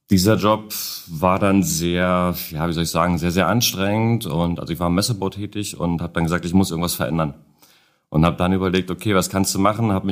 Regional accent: Berlin, Germany; Ähm, ja, also … bin aus Berlin, äh, bin dort Tätowierer, habe einen eigenen Laden, eigenes privates kleines Studio.

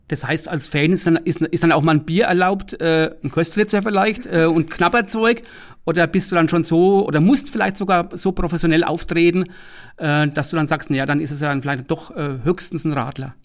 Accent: Lower Franconia, Bavaria, Germany; wir sind schließlich Unterfranken

